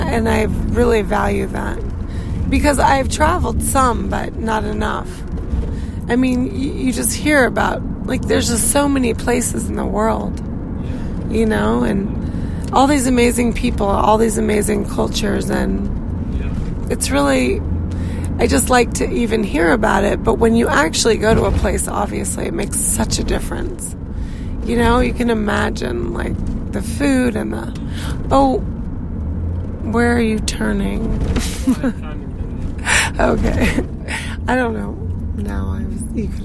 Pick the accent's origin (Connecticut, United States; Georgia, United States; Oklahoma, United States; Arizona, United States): Arizona, United States; now in New York City, United States; I was born in Arizona